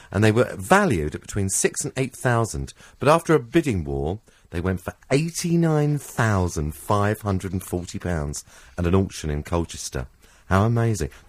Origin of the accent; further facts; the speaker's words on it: Ireland; Oh, I'm Irish.